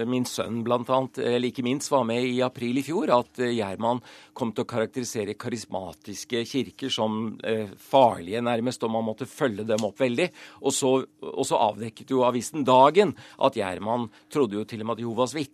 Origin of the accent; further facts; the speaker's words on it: Japan; also born or lived in Thailand / United States; now in Norway; Jeg har vokst opp i Japan og Thailand, bodd i USA.